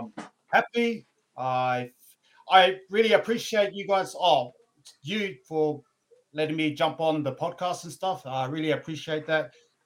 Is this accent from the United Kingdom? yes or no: no; Lower Hutt, Wellington, New Zealand; now in Brisbane, Australia; But I'm full Polynesian as well. So I'm full Samoan. I was born in Wellington, Lower Hutt, if you guys know where that is. And then I moved over to Australia, Brisbane, a very long time ago.